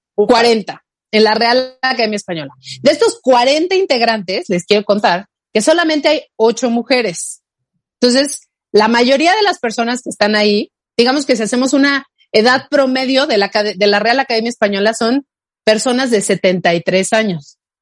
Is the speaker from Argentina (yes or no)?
no; Mexico; first language Spanish; somos de México